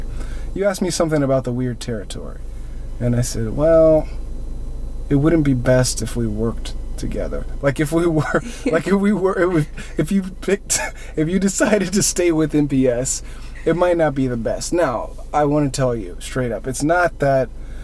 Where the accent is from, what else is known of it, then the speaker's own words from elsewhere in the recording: Pasadena, California, United States; it was 626. I'm from Pasadena.